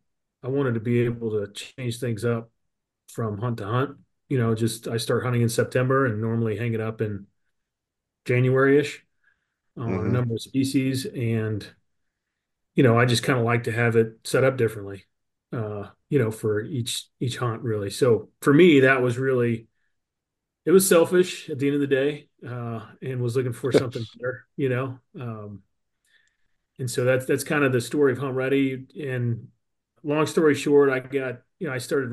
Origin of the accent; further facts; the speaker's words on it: Southwest Missouri, United States; I'm in Southwest Missouri, born and raised, fourth generation on a family farm